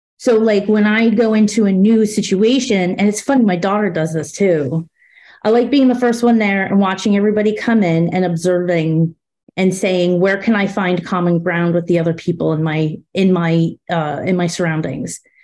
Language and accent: English; New Jersey, United States; I'm from Jersey